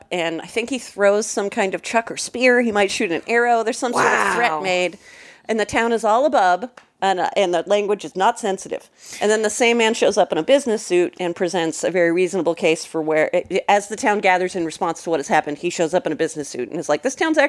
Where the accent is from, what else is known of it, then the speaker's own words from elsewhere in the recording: Napa, California, United States; I grew up in Napa, California.